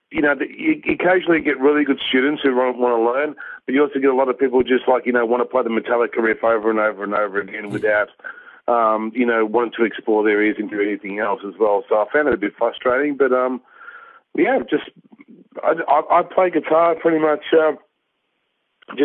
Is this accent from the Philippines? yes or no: no; Australia; So my parents are Polish. I'm from Polish background. I was born in Australia